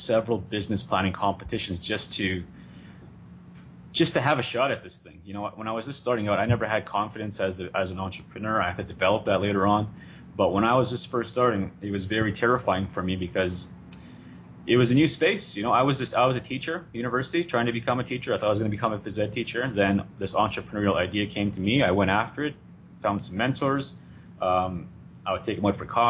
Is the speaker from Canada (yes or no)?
yes; Sweetgrass First Nation, Saskatchewan, Canada; I am originally from Sweetgrass First Nation, Saskatchewan.